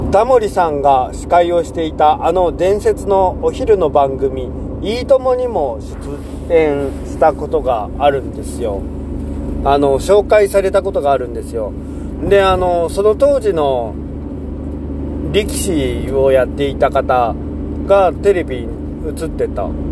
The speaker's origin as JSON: {"language": "Japanese", "town": "Imabari", "region": "Ehime", "country": "Japan", "tie": "born or raised there", "moved": "yes", "lives_now": "Ōda, Japan", "said": "僕が生まれ育ったのはその島でしょしかも瀬戸内海なんで"}